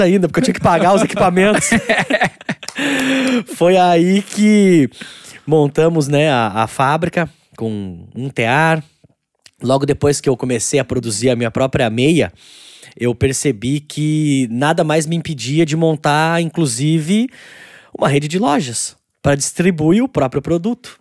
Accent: Itatiba, São Paulo, Brazil; eu sou eu sou natural de Itatiba, né? Uma, uma cidade interior de São Paulo.

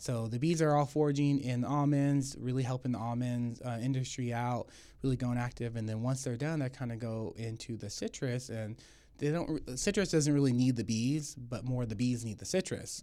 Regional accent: Tulare, California, United States; Born and raised in Tulare.

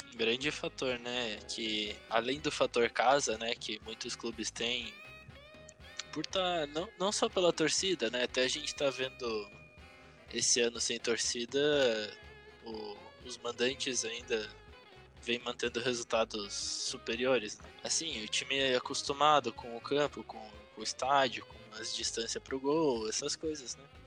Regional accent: Brazil; o Atlético, que é do, da minha cidade natal

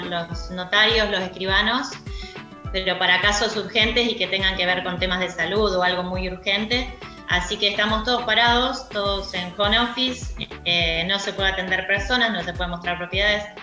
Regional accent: Argentina; yo tengo una teoría sobre el argentino y soy argentina

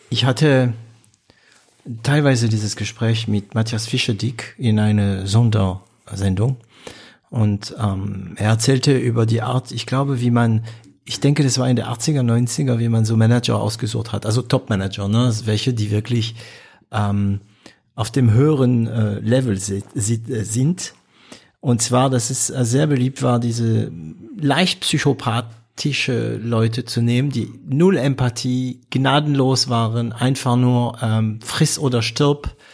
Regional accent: Baden-Württemberg, Germany; also ich bin Schwabe, okay, deswegen erlaube ich mir das zu sagen, was ich jetzt sagen werde.

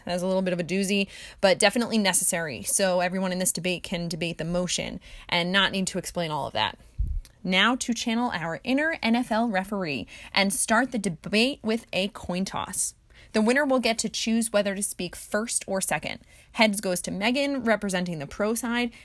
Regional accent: Jersey Shore, New Jersey, United States; I was born and raised on the Jersey Shore

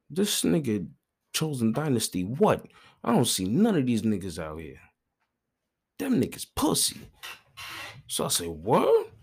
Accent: Brooklyn, New York, United States; I'm from Brooklyn.

